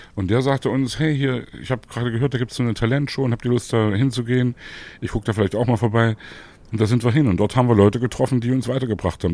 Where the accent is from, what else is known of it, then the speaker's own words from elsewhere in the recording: Leipzig, Saxony, Germany; ich komme aus Leipzig und Leipzig ist meine Lieblingsstadt